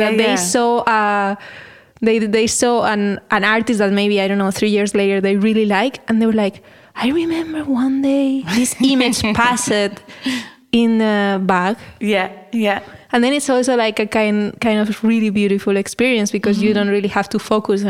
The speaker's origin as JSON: {"language": "English", "country": "Spain", "second_language": "English", "moved": "as an adult", "lives_now": "Netherlands", "said": "I am from a very talkative country. So I'm from Spain."}